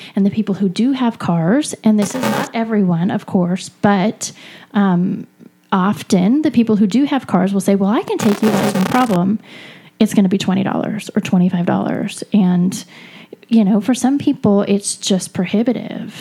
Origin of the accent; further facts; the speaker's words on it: California, United States; I'm from California